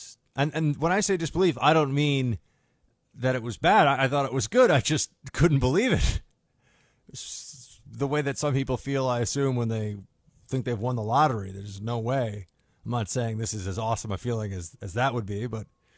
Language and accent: English; New York City, New York, United States; As a New Yorker